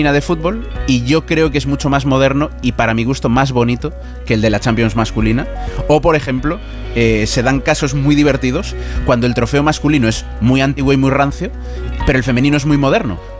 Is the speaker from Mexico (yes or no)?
no; A Coruña, Galicia, Spain; yo que soy de Coruña